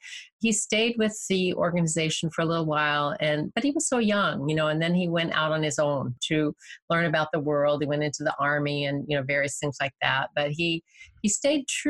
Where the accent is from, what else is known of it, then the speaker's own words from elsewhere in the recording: Bay Area, California, United States; I'm a native Californian. I was raised in the Bay Area.